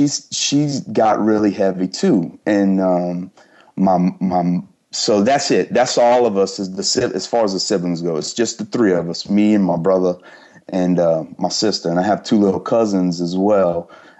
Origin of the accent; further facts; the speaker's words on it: Louisiana, United States; cause I'm from South Louisiana and I had gone up to, rural Arkansas.